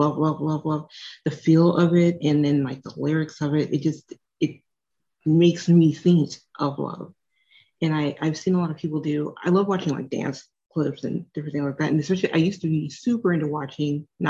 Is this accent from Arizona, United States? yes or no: yes; Arizona, United States; I grew up in Arizona